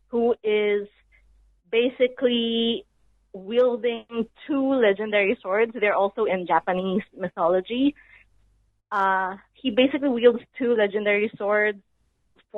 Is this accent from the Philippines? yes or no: yes; Philippines